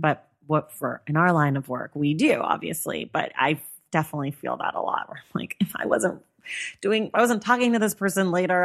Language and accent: English; San Francisco Bay Area, California, United States; I grew up in the Bay Area.